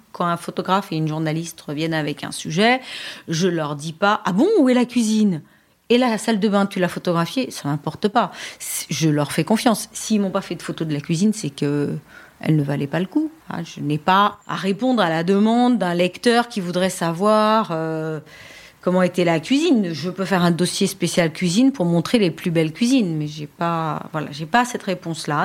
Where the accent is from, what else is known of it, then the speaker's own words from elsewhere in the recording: Paris, Île-de-France, France; je suis parisienne, je passe mon bac à Paris